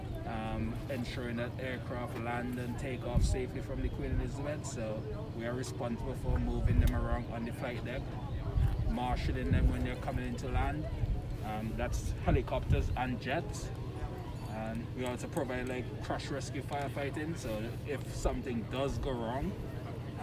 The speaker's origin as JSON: {"language": "English", "country": "St. Vincent & Grenadines", "moved": "as an adult", "lives_now": "United Kingdom", "said": "I'm originally from St. Vincent and the Grenadines. I moved over here that very same year, 2007, just to join the Navy"}